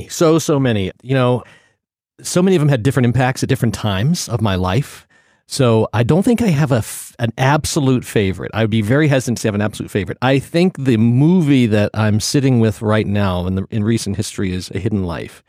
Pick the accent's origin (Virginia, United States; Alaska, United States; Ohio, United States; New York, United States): Virginia, United States; Portsmouth; And I grew up in Virginia, a little town called Portsmouth, Virginia.